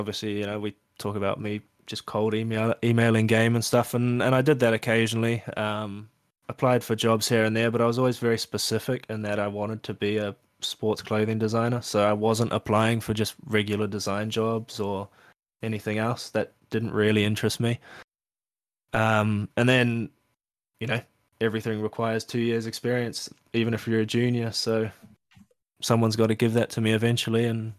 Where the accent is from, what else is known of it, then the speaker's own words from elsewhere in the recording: New Zealand; And I think being a Kiwi and stuff, it sort of meant I was third or fourth on the list, but managed to be one of the two that got hired.